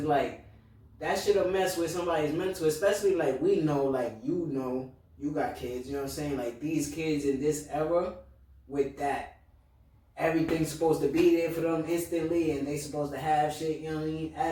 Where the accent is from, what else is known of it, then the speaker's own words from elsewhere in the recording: United States; we grew up in America